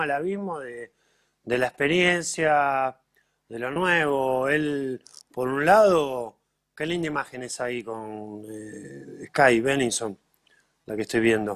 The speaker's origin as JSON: {"language": "Spanish", "town": "Villa Gesell", "region": "Buenos Aires Province", "country": "Argentina", "said": "los dos somos de Gessel"}